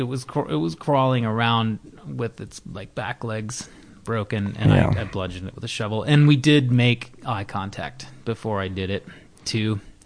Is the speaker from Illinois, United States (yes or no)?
yes; Naperville, Illinois, United States; moved away as an adult; also born or lived in Kenosha, Wisconsin / Midwest; now in Los Angeles, United States; So I grew up outside of Chicago, you know, 15, 20 miles outside of Chicago.